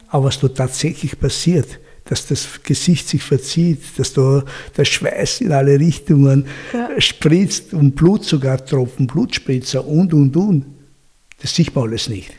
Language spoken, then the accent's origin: German; Austria; ich bin nicht in Österreich geboren, aber ich bin hier aufgewachsen